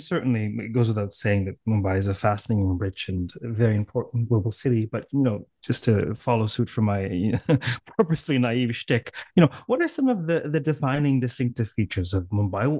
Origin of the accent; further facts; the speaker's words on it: Canada; accent: Canadian; my impoverished Canadian accent